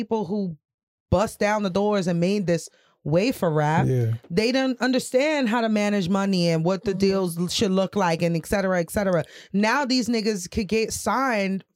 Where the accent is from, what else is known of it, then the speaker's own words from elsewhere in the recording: New York City, New York, United States; now in Charlotte, United States; I'm from Brooklyn